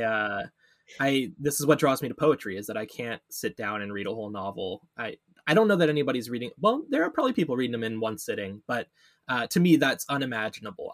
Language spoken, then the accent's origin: English; Canada